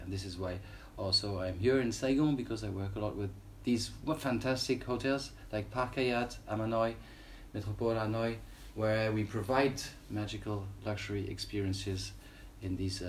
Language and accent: English; France; moved away; also born or lived in Wales; I was born in Wales. Then my parents moved to France. I didn't want to go to leave my mother tongue, English, and my French grandfather didn't speak English.